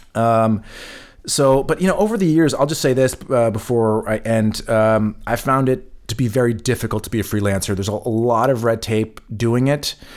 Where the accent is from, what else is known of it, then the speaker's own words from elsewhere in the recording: California, United States; moved away as an adult; now in Germany; I'm from California